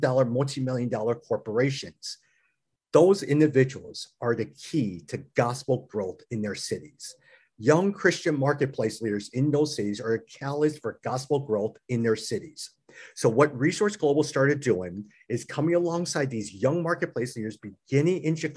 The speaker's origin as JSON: {"language": "English", "country": "United States", "said": "I'm older than they are, I'm American, and I'm male"}